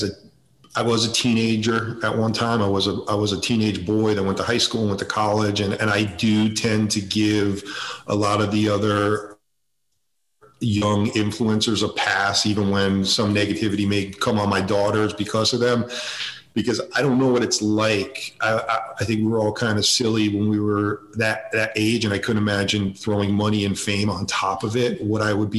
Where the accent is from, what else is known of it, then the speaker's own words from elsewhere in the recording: suburbs of Connecticut, United States; We lived in the suburbs of Connecticut. I grew up there